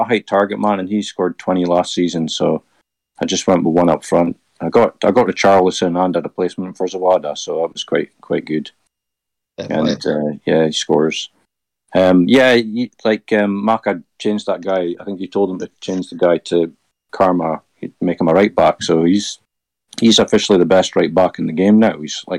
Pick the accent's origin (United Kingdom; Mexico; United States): United Kingdom; Aberdeen, Scotland; I am from Aberdeen, so you're still wanted here.